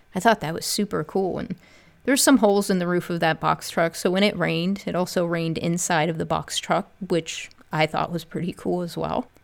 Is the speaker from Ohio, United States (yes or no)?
yes; Northeast Ohio, United States; now in Columbus, United States; I'm originally from Northeast Ohio, born and raised. I moved down to Columbus, Ohio, where I currently live and work